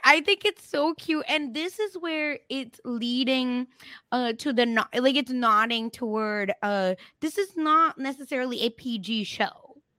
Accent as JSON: {"language": "English", "country": "India", "tie": "born or raised there", "moved": "yes", "said": "I grew up in India"}